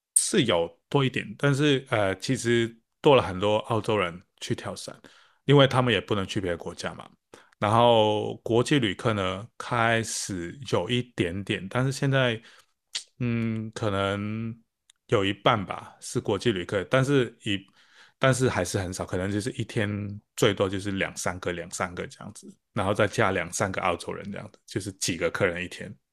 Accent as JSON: {"language": "Chinese", "country": "Hong Kong", "moved": "as an adult", "lives_now": "Australia", "said": "那我是从香港来的"}